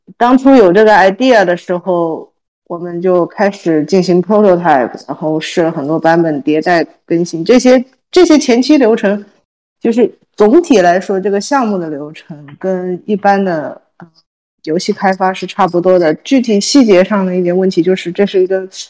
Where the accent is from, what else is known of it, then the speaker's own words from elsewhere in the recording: China; 我们国人